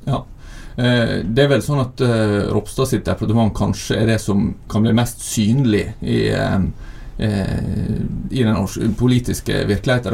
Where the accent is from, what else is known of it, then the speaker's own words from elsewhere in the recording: Søre Sunnmøre, Møre og Romsdal, Norway; now in Bergen, Norway; jeg kommer fra Søre Sunnmøre, da, ikke Nordre